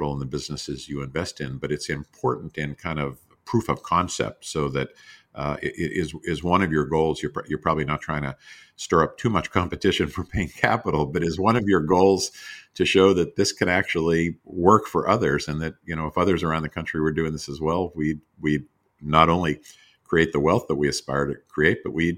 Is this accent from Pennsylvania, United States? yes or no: yes; Pittsburgh, Pennsylvania, United States; because I grew up in Pittsburgh in a little neighborhood where I have so many memories of other neighbors